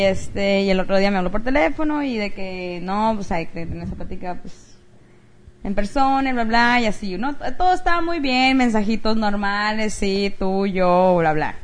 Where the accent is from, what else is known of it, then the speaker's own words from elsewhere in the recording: Mexico; now in United States; una amiga mexicana que es de donde yo soy